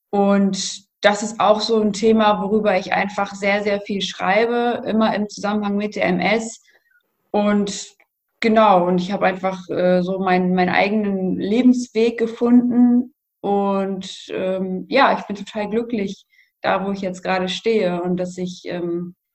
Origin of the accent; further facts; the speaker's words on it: North Rhine-Westphalia, Germany; bin 28 Jahre alt und ich komme aus der Nähe von Münster.